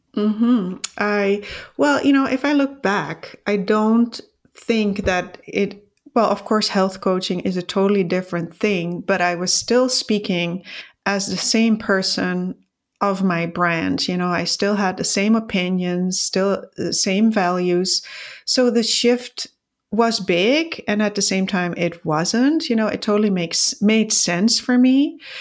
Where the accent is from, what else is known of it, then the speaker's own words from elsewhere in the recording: Netherlands; moved away as an adult; now in Canada; I was born in the Netherlands and, uh, at thirty, I moved with my husband to Canada